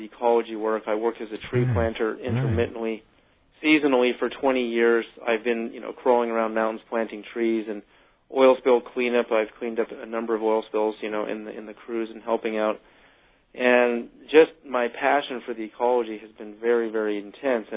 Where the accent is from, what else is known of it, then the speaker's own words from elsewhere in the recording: Berkeley, California, United States; growing up in Berkeley, going, you know, to elementary school every day